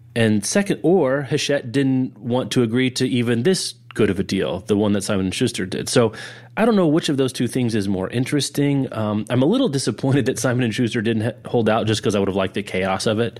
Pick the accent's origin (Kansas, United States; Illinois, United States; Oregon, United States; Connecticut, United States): Kansas, United States; Lawrence; my hometown bookstore is The Raven in Lawrence, Kansas